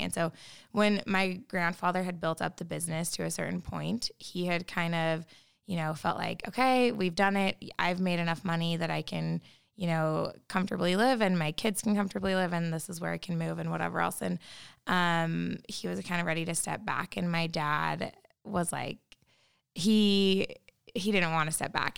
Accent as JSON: {"language": "English", "region": "Utah", "country": "United States", "tie": "born or raised there", "said": "growing up in Utah"}